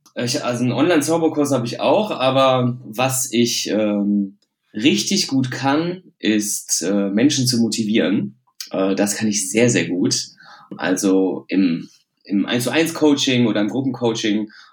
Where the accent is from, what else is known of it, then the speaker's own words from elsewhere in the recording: Düsseldorf, North Rhine-Westphalia, Germany; also born or lived in Hilden; ich komme aus Düsseldorf